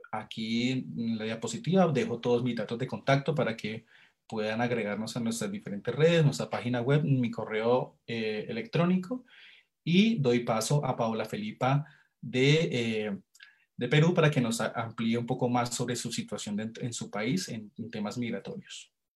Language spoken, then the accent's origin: Spanish; Colombia; aquí en nuestro país